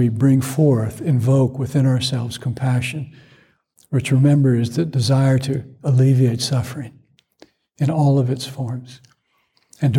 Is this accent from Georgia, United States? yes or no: yes; Atlanta, Georgia, United States; growing up in Atlanta